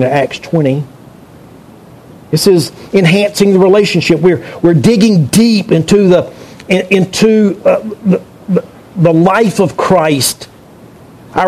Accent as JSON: {"language": "English", "region": "North Carolina", "country": "United States", "tie": "born or raised there", "said": "I grew up in eastern part of the state."}